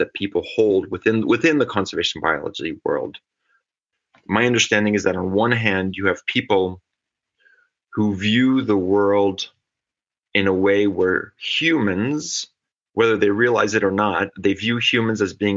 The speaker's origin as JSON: {"language": "English", "region": "Geneva", "country": "Switzerland", "tie": "born or raised there", "also_born_or_lived": "California, United States / Syracuse, New York, United States / Texas, United States / Rennes, France", "moved": "yes", "said": "I found myself moving back to Switzerland, to Geneva, my hometown"}